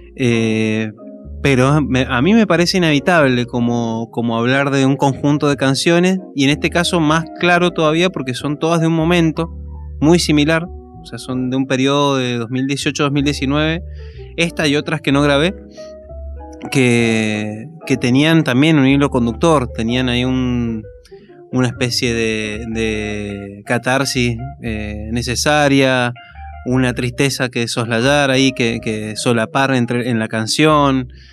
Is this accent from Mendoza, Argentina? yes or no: yes; Maipú, Mendoza, Argentina; also born or lived in Godoy Cruz; Soy de Maipú. Eh, nací en Maipú. Es toda zona, digamos, la zona metropolitana de Mendoza.